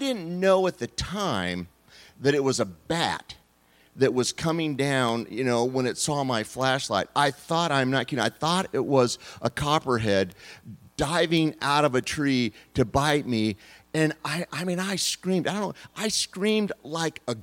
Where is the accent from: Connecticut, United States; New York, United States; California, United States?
California, United States; now in Arkansas, United States; I grew up in California